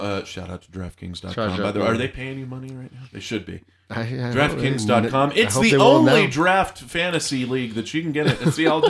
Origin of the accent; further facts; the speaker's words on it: Arizona, United States; I'm from Arizona, and I fucking despise the Cardinals.